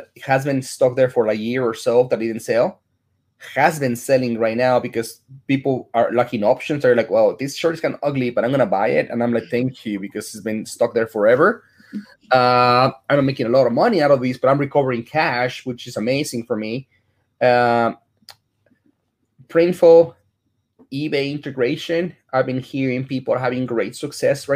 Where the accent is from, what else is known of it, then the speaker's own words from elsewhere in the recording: Chicago, Illinois, United States; now in Dallas, United States; I'm from Chicago